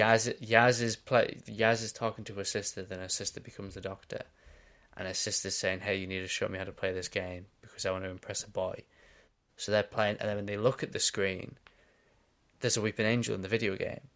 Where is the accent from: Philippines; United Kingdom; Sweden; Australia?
Australia; I'm Australian